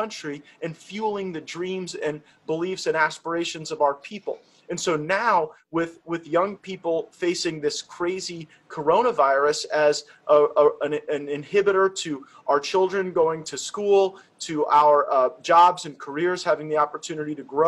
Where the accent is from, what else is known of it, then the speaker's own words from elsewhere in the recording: Florida, United States; I'm from Florida, where we cherish our seniors